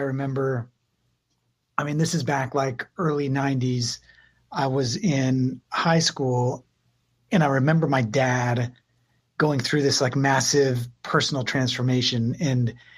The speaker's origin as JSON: {"language": "English", "town": "Phoenix", "region": "Arizona", "country": "United States", "tie": "born or raised there", "also_born_or_lived": "San Francisco, California", "said": "I grew up here"}